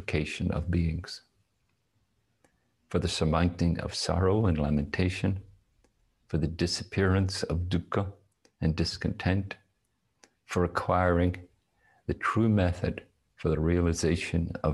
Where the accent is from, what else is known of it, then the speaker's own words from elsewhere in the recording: Northern Ireland, United Kingdom; moved away as an adult; I was born and in Northern Ireland. I lived there until I was 21.